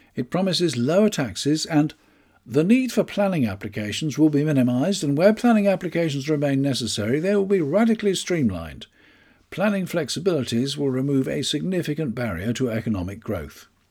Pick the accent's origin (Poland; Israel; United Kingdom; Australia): United Kingdom; I'm British.